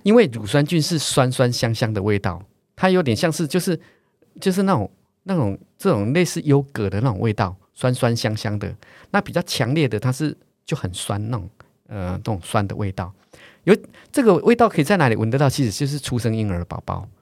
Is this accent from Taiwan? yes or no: yes; Taiwan; 我们两个虽然都叫台湾人